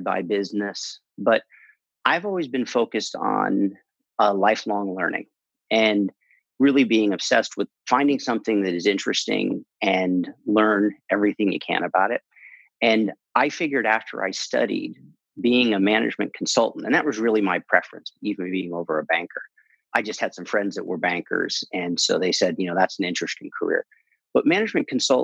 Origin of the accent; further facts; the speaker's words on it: Northern California, United States; moved away as an adult; also born or lived in Los Angeles / New York; I grew up and was born and raised in California, in Northern California.